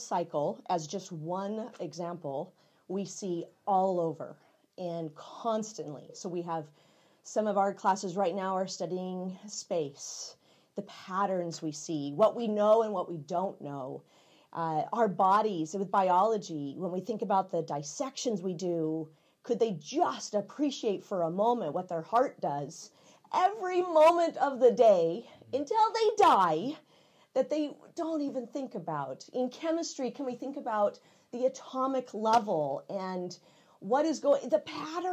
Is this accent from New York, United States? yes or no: no; McCall, Idaho, United States; moved away as an adult; now in Wenatchee, United States; I'm a public school kid from McCall, Idaho